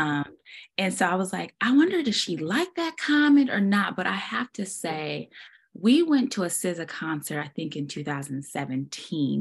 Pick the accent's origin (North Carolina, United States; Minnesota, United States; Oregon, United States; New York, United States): Oregon, United States; Portland; moved away as an adult; now in Dallas, United States; I'm born and raised in Portland, but I did move away and I came back